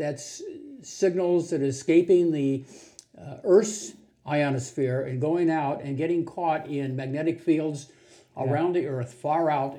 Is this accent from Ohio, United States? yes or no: yes; Cincinnati, Ohio, United States; I grew up in Cincinnati.